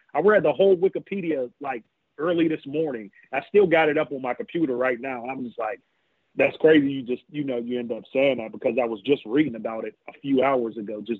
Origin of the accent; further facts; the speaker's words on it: Pittsburgh, Pennsylvania, United States; I grew up in Belle Silver on the south side